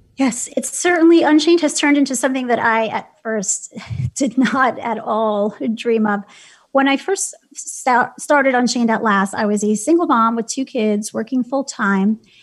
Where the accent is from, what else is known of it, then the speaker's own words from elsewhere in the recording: New York City, New York, United States; I'm from Brooklyn. I grew up in New York City